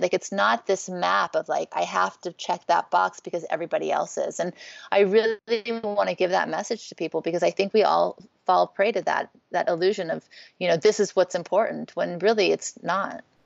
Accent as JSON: {"language": "English", "town": "Beverly Hills", "region": "California", "country": "United States", "tie": "born or raised there", "also_born_or_lived": "Thibodaux, Louisiana / New Orleans, Louisiana", "said": "growing up in Beverly Hills"}